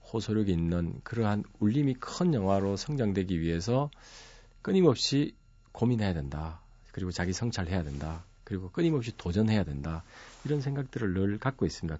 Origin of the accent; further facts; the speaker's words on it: Masan, South Gyeongsang, South Korea; 저희 고향은 마산이었는데